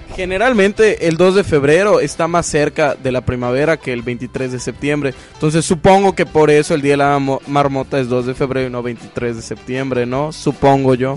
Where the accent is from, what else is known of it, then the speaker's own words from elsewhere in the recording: Mexico; nuestro ADN como mexicanos